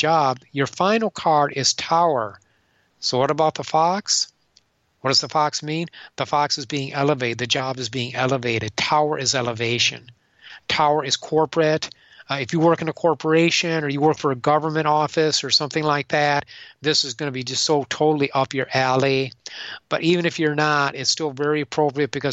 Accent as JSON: {"language": "English", "region": "Michigan", "country": "United States", "said": "I'm from Michigan"}